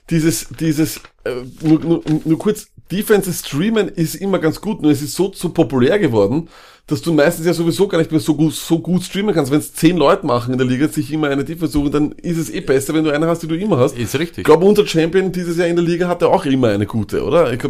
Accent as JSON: {"language": "German", "country": "Austria", "said": "Ähm, das wissen wir als Österreicher."}